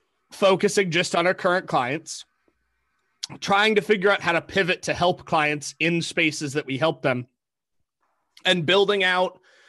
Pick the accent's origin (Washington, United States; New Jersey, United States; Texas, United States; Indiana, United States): Washington, United States; Seattle; now in Idaho, United States; I came from Seattle, moved to Idaho in 2000.